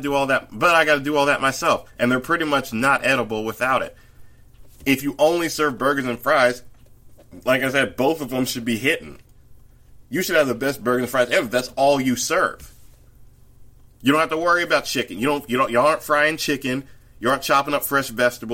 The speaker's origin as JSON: {"language": "English", "region": "the South", "country": "United States", "said": "as a Southerner"}